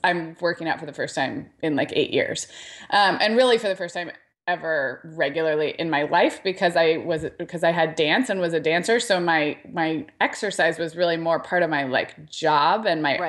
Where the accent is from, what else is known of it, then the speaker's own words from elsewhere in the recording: Santa Barbara, California, United States; moved away; Santa Barbara, which is my hometown